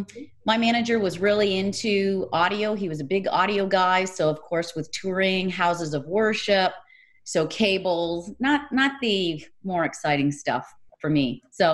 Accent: Ontario, Canada; now in San Jose, United States; So I came from Canada, from Ontario, Canada, and I've worked remotely ever since. So that was back in 97.

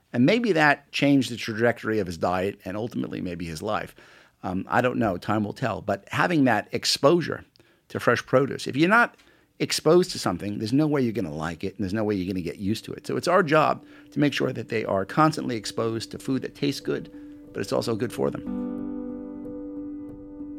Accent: New York City, New York, United States; moved away as an adult; also born or lived in England; I grew up in Queens as an Attleboro kid

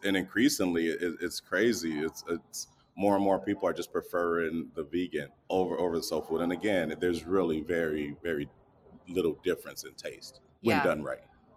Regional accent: Grand Rapids, Michigan, United States; I'm a chronic entrepreneur in Grand Rapidian

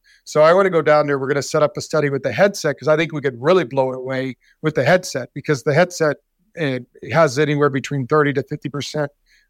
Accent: Scottsdale, Arizona, United States; And a situation happened that they were stranded in my hometown of Scottsdale, Arizona.

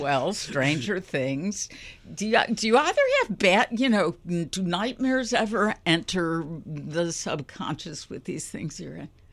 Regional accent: Chicago, Illinois, United States; born and raised in Chicago

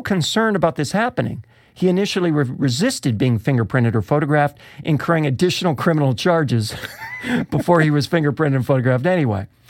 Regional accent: Rochester, New York, United States; my hometown of Rochester

